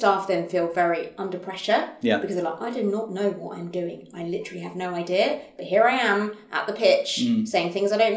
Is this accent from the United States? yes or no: no; United Kingdom; being British